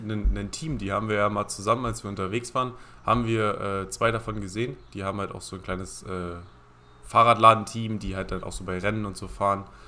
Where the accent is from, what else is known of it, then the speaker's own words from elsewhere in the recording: Halberstadt, Saxony-Anhalt, Germany; wir kommen ja beide aus Halberstadt